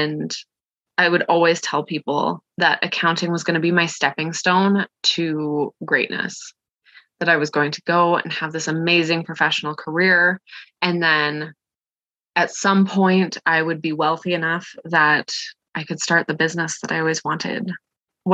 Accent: Canada; I'm from Canada

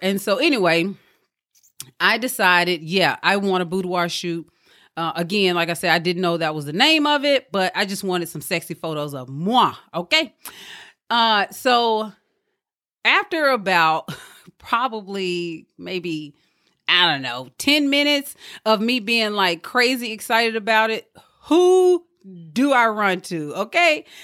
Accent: Mississippi, United States; moved away; back home where I'm from. I'm from Mississippi

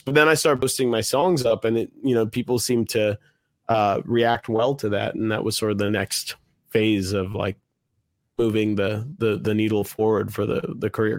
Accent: Washington, District of Columbia, United States; I was born in Washington, D C

